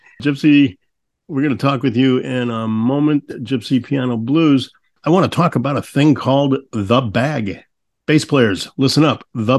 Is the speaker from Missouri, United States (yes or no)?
yes; St. Louis, Missouri, United States; So, I'm from St. Louis